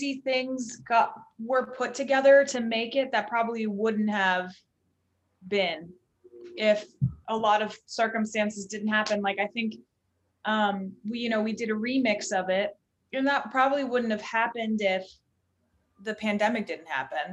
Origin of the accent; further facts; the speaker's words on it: Southern Florida, United States; moved away as an adult; now in Chicago, United States; I'm like very Southern Florida